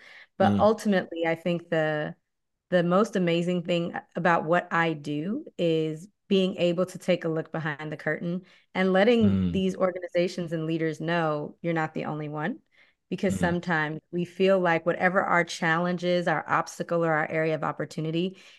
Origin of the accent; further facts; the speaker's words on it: Okinawa, Japan; also born or lived in Naples, Italy; now in United States; but by heritage, I am Belizean from Central America. And specifically, mm-hmm. we are Garifuna. But I was born in Napoli, Italy. I was raised in Okinawa, Japan, and I've mostly lived in the U.S. for my adult life.